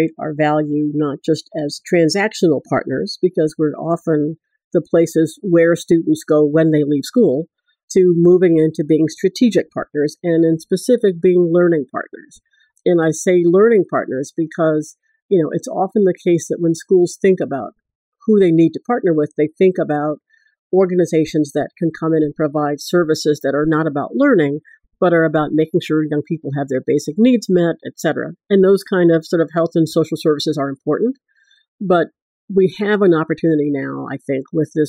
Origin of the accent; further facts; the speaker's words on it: Washington, District of Columbia, United States; I grew up here in Washington, D.C., which is where we're sitting right now